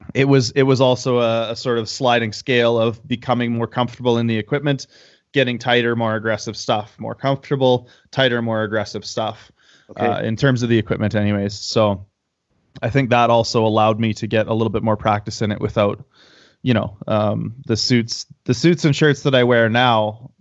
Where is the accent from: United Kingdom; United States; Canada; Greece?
Canada; now in Calgary, Canada; I'm a Canadian powerlifter and powerlifting coach